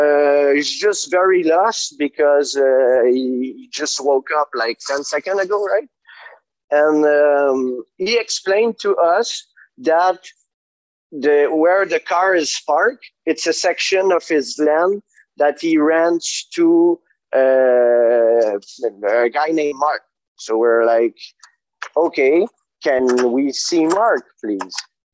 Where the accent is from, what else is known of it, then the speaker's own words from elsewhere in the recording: Canada; we're very polite and diplomatic as Canadian, you know, but we're fairly aggressive.